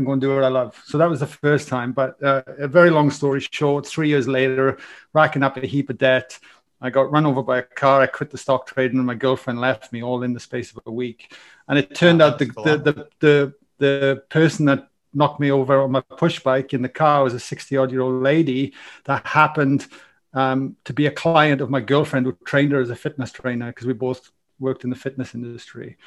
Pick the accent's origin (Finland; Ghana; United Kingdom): United Kingdom; Wales; accent: Welsh; now in Australia; I've got a Welsh accent, so I come from Wales.